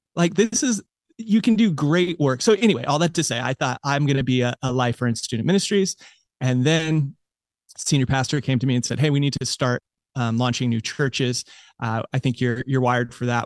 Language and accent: English; United States; I grew up in America